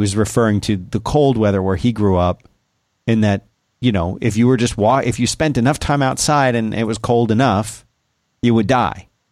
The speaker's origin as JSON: {"language": "English", "region": "South Florida", "country": "United States", "tie": "born or raised there", "moved": "yes", "said": "when I was a kid growing up in South Florida"}